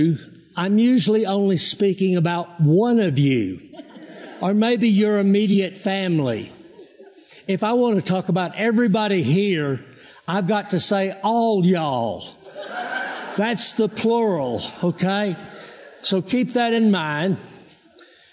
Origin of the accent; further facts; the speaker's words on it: Texas, United States; moved away as an adult; now in Colorado, United States; I am from Texas